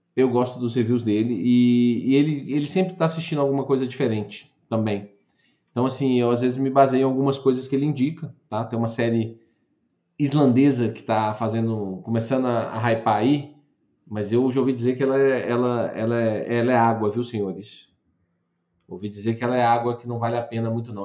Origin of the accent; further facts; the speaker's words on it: Brazil; nós somos brasileiros com muito orgulho e com muito amor